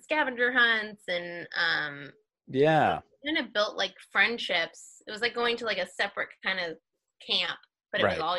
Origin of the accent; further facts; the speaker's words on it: Wells, Maine, United States; Well, I'm from a small town called Wells, which is also kind of, you share in Maine because the communities are so small, you kind of share towns. So Wells and Ogunquit are kind of a group.